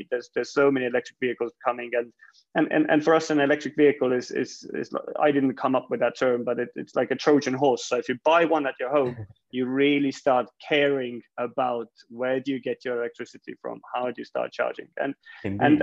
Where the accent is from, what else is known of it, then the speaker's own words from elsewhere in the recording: Estonia; we I guess originally from Estonia, but um, I guess I've spent most of my career uh, outside of Estonia and the Baltics.